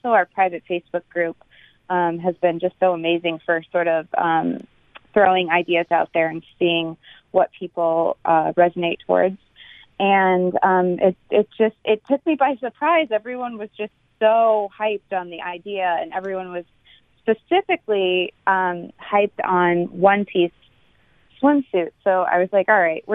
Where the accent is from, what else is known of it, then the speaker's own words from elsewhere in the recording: Cape Cod, Massachusetts, United States; I grew up on the East Coast, actually Cape Cod